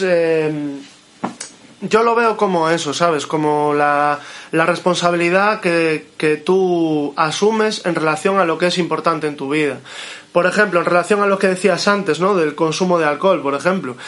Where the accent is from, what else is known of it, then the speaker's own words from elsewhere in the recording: Moaña, Galicia, Spain; mi pueblo, de Moaña, donde vivo